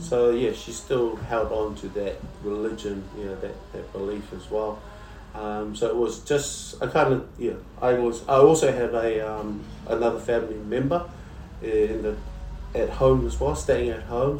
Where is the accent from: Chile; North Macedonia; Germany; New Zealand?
New Zealand; moved away as an adult; I was raised in New Zealand.